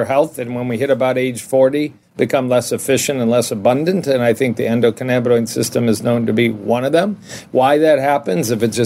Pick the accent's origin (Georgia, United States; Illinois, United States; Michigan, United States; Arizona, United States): Michigan, United States; Detroit; also born or lived in Ann Arbor / Dallas / Kansas City; And I'm in Detroit, and I grew up in Detroit